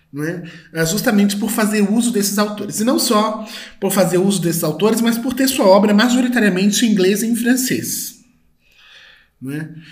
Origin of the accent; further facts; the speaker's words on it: Brazil; nós que somos do Brasil